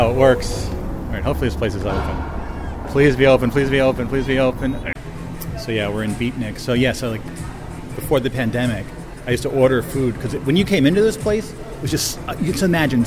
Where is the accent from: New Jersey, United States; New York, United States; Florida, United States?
New Jersey, United States; I grew up in New Jersey